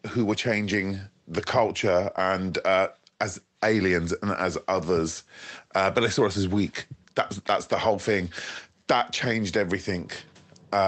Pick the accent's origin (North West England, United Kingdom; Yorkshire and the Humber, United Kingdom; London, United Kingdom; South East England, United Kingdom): London, United Kingdom; Hounslow; I come from Hounslow